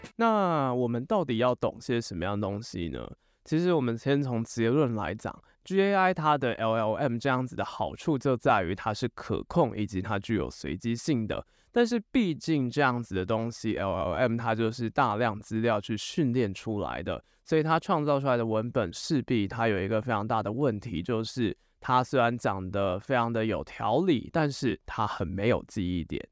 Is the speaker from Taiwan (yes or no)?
yes; Taiwan; 以我们台湾人来讲啦，台湾人比较熟的语言大概就只有中文跟英文而已